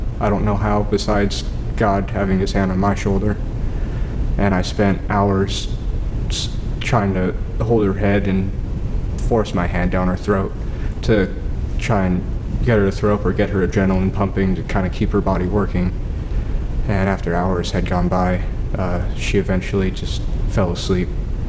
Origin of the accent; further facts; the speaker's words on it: Valley Springs, United States; I grew up in Valley Springs.